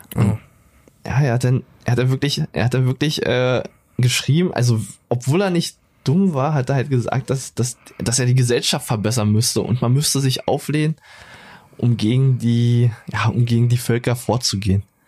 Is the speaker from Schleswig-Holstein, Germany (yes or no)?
no; Brandenburg an der Havel, Brandenburg, Germany; Geboren in Brandenburg an der Havel